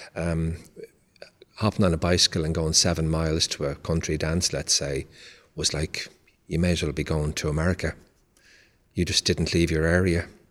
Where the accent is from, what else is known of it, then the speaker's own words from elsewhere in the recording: Dublin, Leinster, Ireland; moved away as an adult; now in United States; I was born in Dublin, Ireland